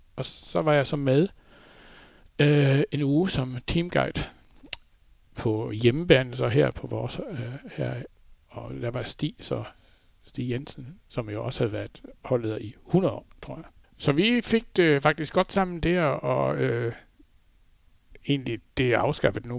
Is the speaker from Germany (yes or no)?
yes; Flensburg, Schleswig-Holstein, Germany; moved away as an adult; now in Denmark; Jeg har jo boet i Flensborg. Jeg blev født i Flensborg, og har boet der indtil... Øh, ja, hvad er det? små 30 år siden, vi flyttede herover